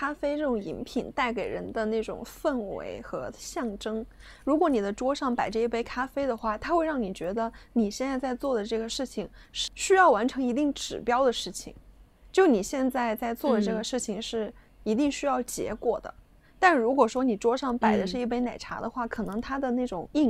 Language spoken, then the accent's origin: Chinese; China; 在我们中国人眼里